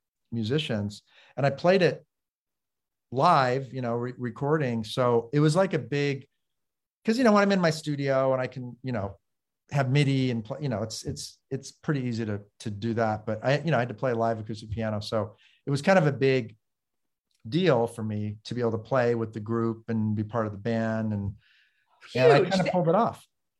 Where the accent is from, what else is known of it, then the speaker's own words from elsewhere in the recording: Los Angeles, California, United States; Los Angeles. Mm-hmm. I mean, Beverly Wood, you know, over the hill till I was seven. And then my parents built a house in the San Fernando Valley.